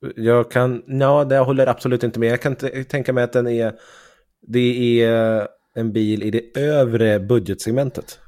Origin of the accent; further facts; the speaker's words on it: Sweden; vi svenskar